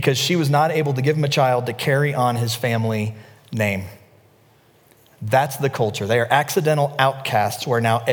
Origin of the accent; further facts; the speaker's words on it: the South, United States; I'm from the South